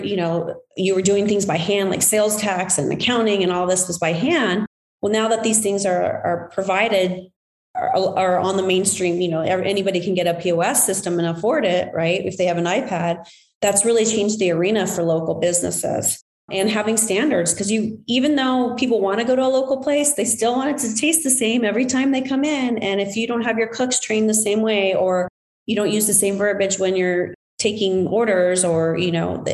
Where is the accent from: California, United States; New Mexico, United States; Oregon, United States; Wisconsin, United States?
New Mexico, United States; Las Cruces; now in Phoenix, United States; I'm from Las Cruces, which is southern New Mexico by the border by El Paso.